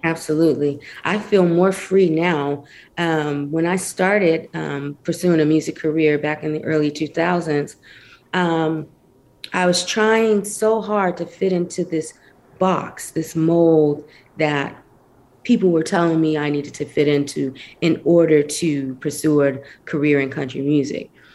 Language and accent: English; Flint, Michigan, United States; I grew up in Flint, Michigan, um, which is in between like Detroit and Saginaw